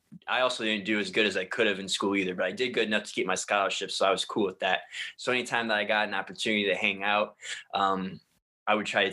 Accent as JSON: {"language": "English", "region": "Ohio", "country": "United States", "tie": "born or raised there", "said": "the city that I grew up in Ohio"}